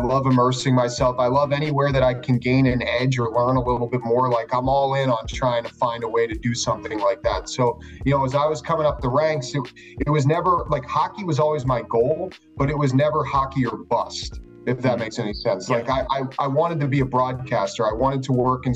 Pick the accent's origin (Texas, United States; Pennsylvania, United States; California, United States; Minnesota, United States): Pennsylvania, United States; Philadelphia; moved away as an adult; now in Pittsburgh, United States; I grew up in the Philly area.